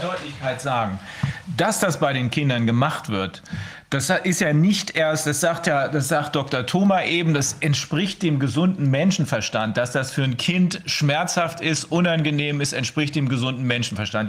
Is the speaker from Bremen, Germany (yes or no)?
yes; Bremen, Germany; bei uns in Bremen